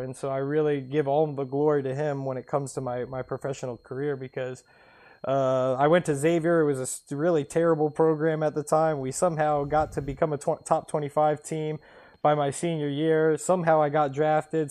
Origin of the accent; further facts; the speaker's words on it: Cincinnati, Ohio, United States; growing up in Cincinnati in the soccer cult